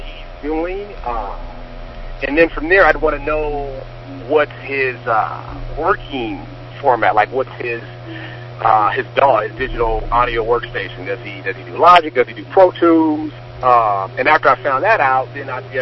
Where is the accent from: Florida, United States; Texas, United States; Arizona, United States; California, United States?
California, United States; Long Beach; I am originally from Long Beach, California